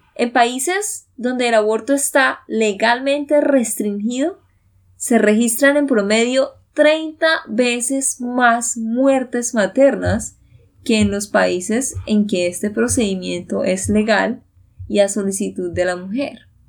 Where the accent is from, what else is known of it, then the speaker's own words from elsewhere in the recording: Santander, Colombia; de Santander, Colombia